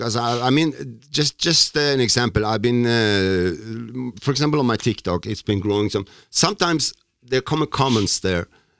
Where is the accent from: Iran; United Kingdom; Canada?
Iran; now in Norway; I'm from Iran.